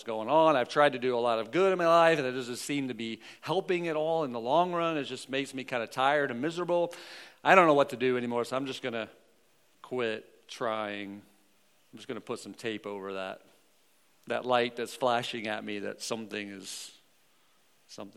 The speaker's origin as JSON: {"language": "English", "region": "Missouri", "country": "United States", "said": "I'm from the Show Me State."}